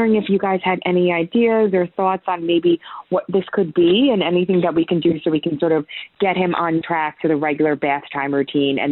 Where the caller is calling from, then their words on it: New York, United States; I'm calling from New York.